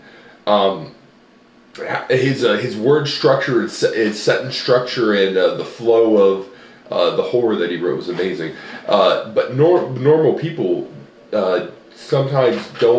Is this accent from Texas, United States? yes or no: no; Cincinnati, Ohio, United States; also born or lived in Illinois; I was born in Illinois, but I got adopted into a family here in Cincinnati